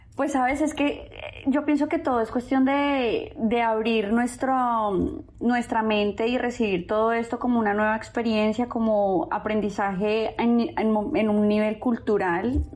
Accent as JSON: {"language": "Spanish", "region": "Bogotá", "country": "Colombia", "moved": "as an adult", "lives_now": "Dubai, United Arab Emirates", "said": "Yo soy de Bogotá"}